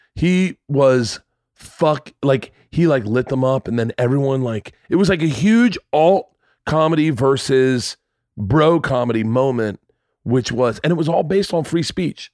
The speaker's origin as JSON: {"language": "English", "region": "the South", "country": "United States", "tie": "born or raised there", "said": "I grew up in the South"}